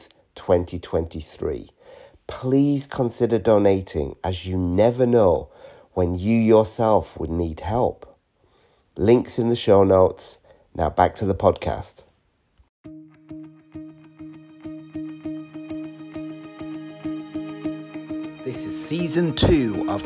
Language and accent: English; Newcastle upon Tyne, North East England, United Kingdom; my hometown in Newcastle upon Tyne